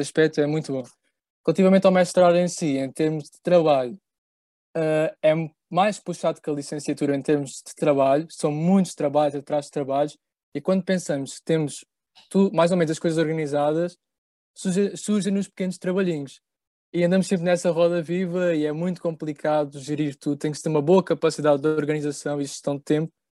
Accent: Évora, Alentejo, Portugal; moved away as an adult; now in Lisbon, Portugal; nós os três, por acaso somos de Évora, nascemos em Évora, estudámos em Évora

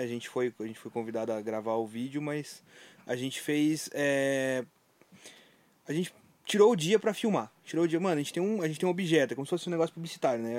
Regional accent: Videira, Santa Catarina, Brazil; now in Curitiba, Brazil; eu sou de Videira, mas estou aqui em Curitiba já faz tanto tempo

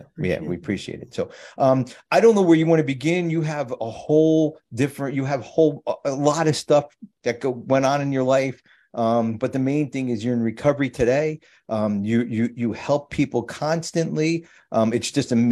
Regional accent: New Jersey, United States; I'm from Jersey

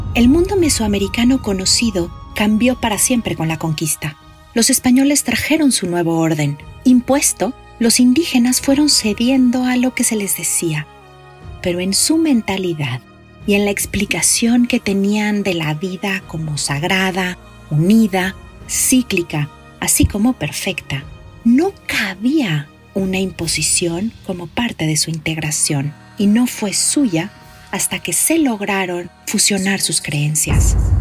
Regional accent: Mexico; Los mexicanos somos más guadalupanos que cristianos

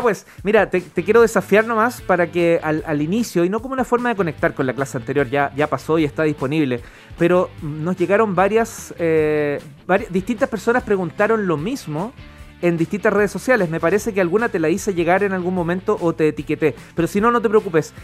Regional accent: Chile; como buen chileno

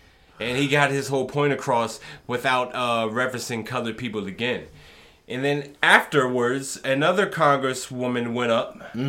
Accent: United States; Because I like to be referred as an American. You can call me a darker-skinned American. Because that's what I am. I was born here.

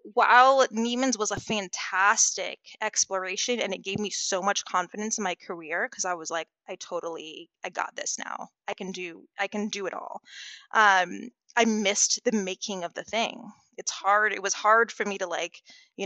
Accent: West Palm Beach, Florida, United States; I'm from West Palm Beach

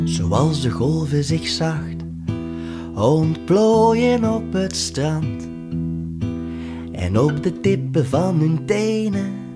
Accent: Overijse, Flanders, Belgium; also born or lived in Leuven; in Jezusijk, um, ehm, in Overijssel, waar ik vandaan kom

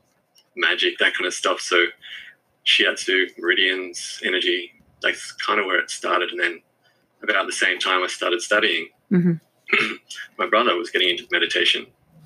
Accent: Forestville, New South Wales, Australia; So I grew up in Forestville. Okay. That's where I went to primary school and high school.

